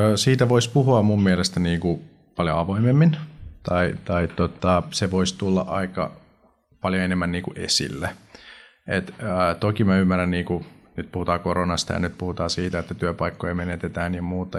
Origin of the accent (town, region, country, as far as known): Finland